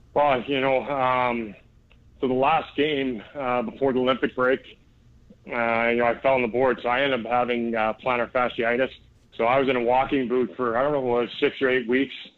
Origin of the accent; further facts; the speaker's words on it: Canada; growing up in Canada until I, I turned pro when I was uh, 19 years old.